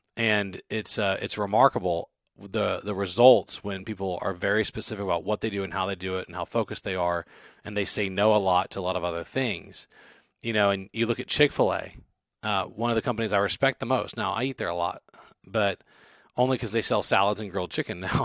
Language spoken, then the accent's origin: English; Baton Rouge, Louisiana, United States; moved away; I'm from Baton Rouge